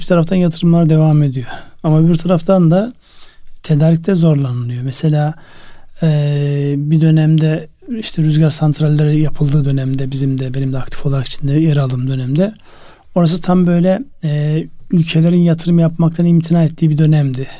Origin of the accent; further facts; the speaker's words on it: Çıldır Lake area, Ardahan, Turkey; moved away; benim memleketimde Çıldır Gölü